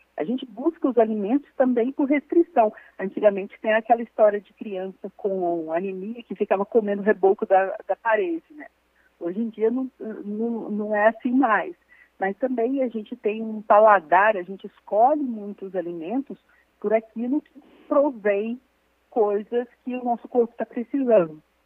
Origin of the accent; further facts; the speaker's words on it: interior of Minas Gerais, Brazil; eu sou do interior de Minas